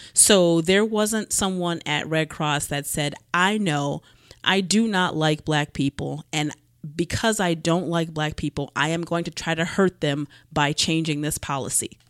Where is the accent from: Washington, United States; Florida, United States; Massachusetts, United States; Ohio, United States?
Ohio, United States; Cleveland; growing up in Cleveland